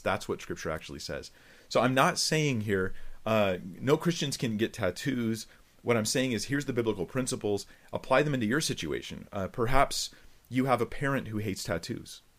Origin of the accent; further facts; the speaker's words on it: California, United States; I'm from California